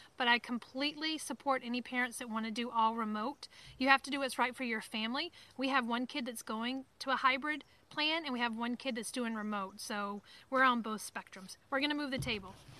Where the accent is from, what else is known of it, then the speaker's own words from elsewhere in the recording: Alabama, United States; accent: Southern; moved away as an adult; now in Maine, United States; I'm from Alabama or that I'm from the South until my accent comes out.